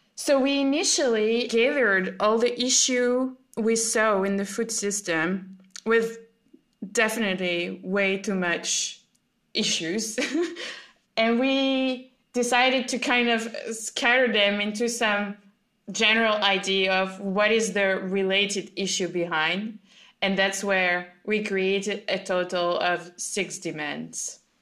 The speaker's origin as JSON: {"language": "English", "country": "France", "said": "I'm from France"}